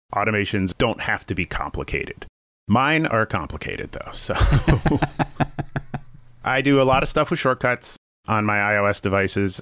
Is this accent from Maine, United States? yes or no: no; Virginia, United States; moved away as an adult; also born or lived in New York; now in Burbank, United States; I grew up in Virginia